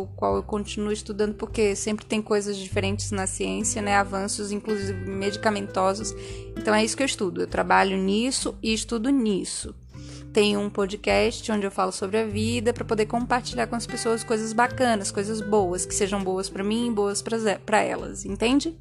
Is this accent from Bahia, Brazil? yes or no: yes; Feira de Santana, Bahia, Brazil; Eu vim de Feira de Santana, Bahia